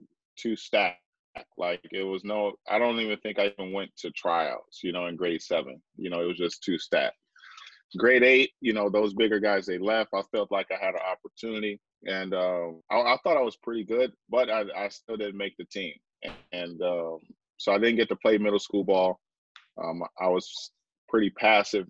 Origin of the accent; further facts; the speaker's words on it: Detroit, Michigan, United States; moved away as an adult; also born or lived in Vancouver, Canada; I grew up in Detroit, Michigan